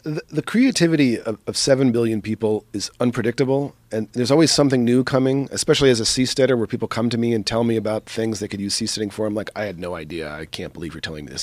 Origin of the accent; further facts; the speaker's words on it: East Coast, United States; I grew up in the East Coast